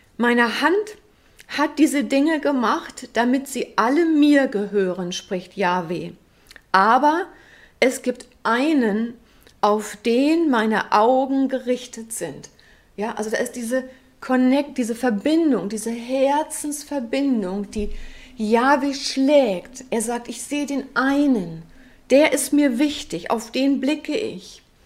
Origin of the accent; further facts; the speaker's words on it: West Germany, Germany; für uns ähm, als Westdeutsche